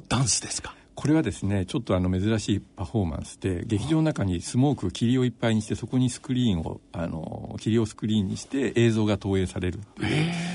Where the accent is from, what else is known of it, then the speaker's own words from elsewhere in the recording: Nagoya, Aichi, Japan; moved away as an adult; also born or lived in Shiinamachi, Tokyo / Kyoto; 生まれは椎名町で生まれたんですよそれで父が名古屋なので、まあ、名古屋であの育ちましてはい